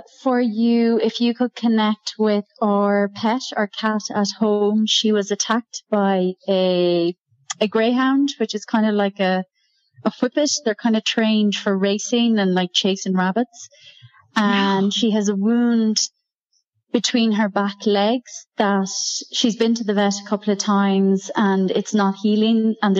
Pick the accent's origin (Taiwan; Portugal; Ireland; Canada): Ireland; now in Querétaro, Mexico; I am calling in from Querétaro in Mexico, but I'm actually from Ireland originally.